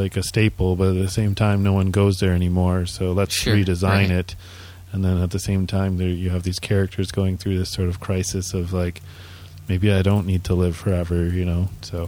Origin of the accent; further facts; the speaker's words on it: Canada; I understood. I'm Canadian.